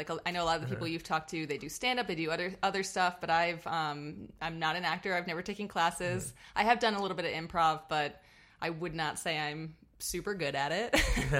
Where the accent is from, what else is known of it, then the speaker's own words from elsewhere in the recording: Rhode Island, United States; moved away; I am originally from Rhode Island.